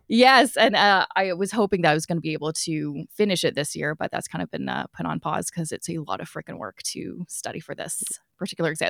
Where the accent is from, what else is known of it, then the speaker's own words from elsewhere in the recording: Vancouver, British Columbia, Canada; I'm originally from Vancouver